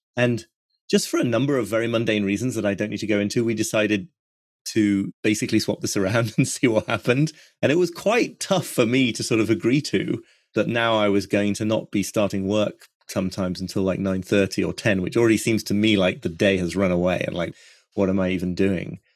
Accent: York, Yorkshire and the Humber, United Kingdom; also born or lived in Brooklyn, United States; now in North York Moors, United Kingdom; I come from York, really, the more sub-, sort of urban, suburban York, but not far away.

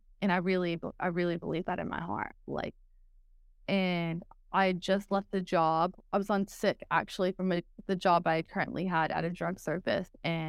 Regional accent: Texas, United States; accent: Texas; Some people say that I've lost my Texas accent, but I think that the y'all stays there always, and there's just certain words.

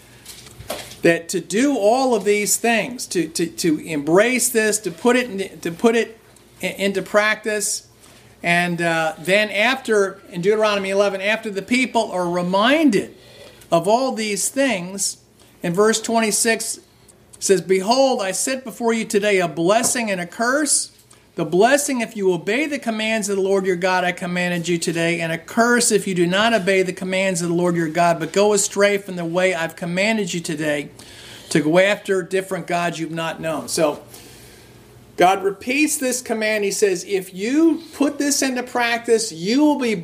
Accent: New Jersey, United States; I grew up in New Jersey, and it's at an outskirts, basically a suburb of New York City.

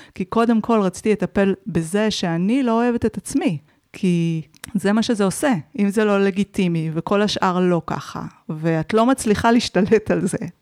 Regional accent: Israel; אני גם באה מקיבוץ

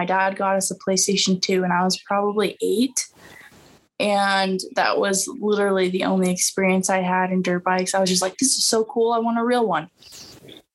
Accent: Utah, United States; also born or lived in Montana / Texas; I was raised in Utah. I was born in Montana

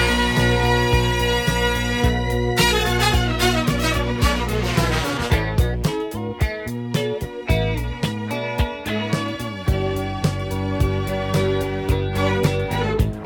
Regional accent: the South, United States; I'm from the South

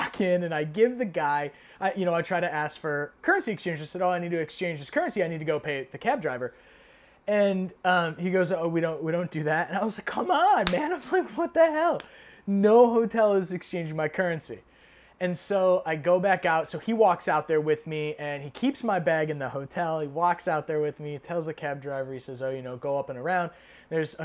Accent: United States; as an American

